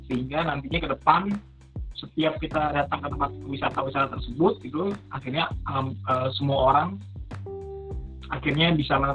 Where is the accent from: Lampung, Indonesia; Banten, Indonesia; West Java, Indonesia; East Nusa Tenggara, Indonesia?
Banten, Indonesia; Ciputat; saya sebagai orang Ciputat mungkin emang lebih banyak main ke arah Jakarta Selatan gitu ya